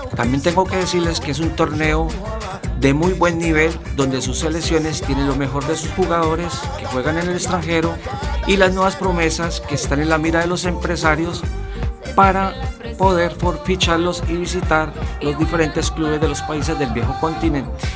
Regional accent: Colombia; now in Spain; soy colombiano

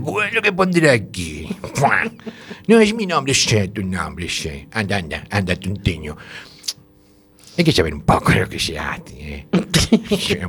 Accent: Galicia, Spain; somos finos los gallegos

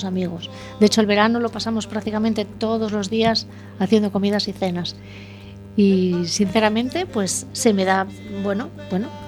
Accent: La Rioja, Spain; aprendí a hacerlo aquí, no soy gallega

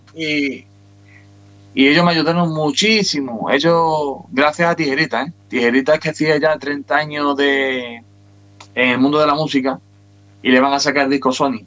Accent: Huelva, Andalusia, Spain; Aquí en las Colombinas, aquí en, en mi tierra.

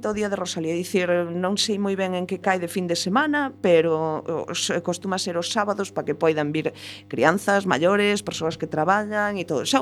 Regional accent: Galicia, Spain

